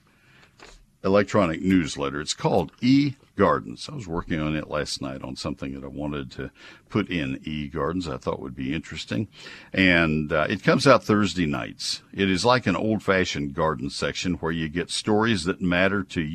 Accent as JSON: {"language": "English", "town": "College Station", "region": "Texas", "country": "United States", "tie": "born or raised there", "also_born_or_lived": "Alpine, Texas / Ohio", "said": "I grew up in College Station"}